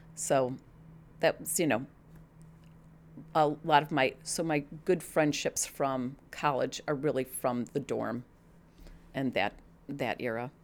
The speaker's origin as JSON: {"language": "English", "town": "Glen Ellyn", "region": "Illinois", "country": "United States", "tie": "born or raised there", "also_born_or_lived": "Pennsylvania", "lives_now": "Naperville, United States", "said": "I grew up in Glen Ellen."}